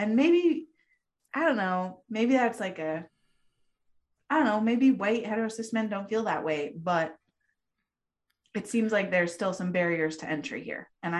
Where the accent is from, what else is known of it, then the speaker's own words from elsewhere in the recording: the West, United States; she grew up on the East Coast. I grew up in the West.